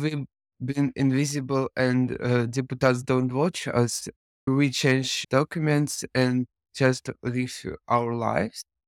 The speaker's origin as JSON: {"language": "English", "region": "Saint Petersburg", "country": "Russia", "tie": "born or raised there", "second_language": "English", "said": "in my country, in my hometown"}